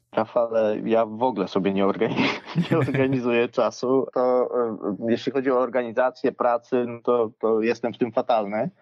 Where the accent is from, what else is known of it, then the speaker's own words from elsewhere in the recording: Łęczna, Lublin Voivodeship, Poland; wychowywałem się w Łęcznej, e, niedaleko Lublina